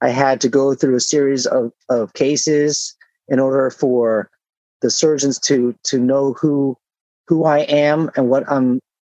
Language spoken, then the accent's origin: English; San Diego, California, United States; moved away as an adult; also born or lived in Chicago, Illinois / Naperville, Illinois; now in Laguna Hills, United States; I was from San Diego